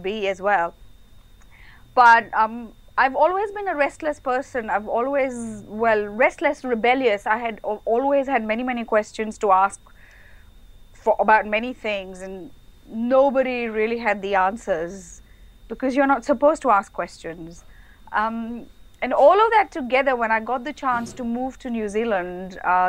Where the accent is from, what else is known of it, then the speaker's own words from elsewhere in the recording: India; moved away as an adult; I grew up in India